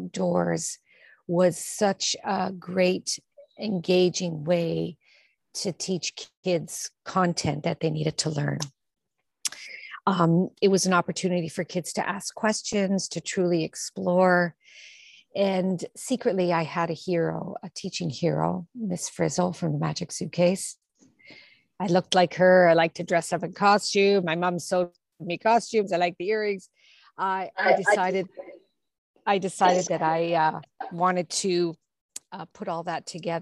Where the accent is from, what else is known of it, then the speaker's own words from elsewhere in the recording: Toronto, Ontario, Canada; I grew up in Toronto, in, you know, in the suburbs in Toronto, in North York